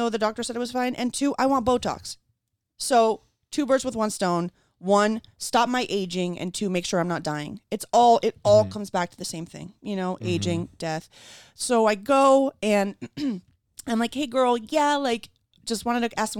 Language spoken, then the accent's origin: English; Caracas, Capital District, Venezuela; moved away; I grew up in Venezuela and I'm an Ashkenazi Jew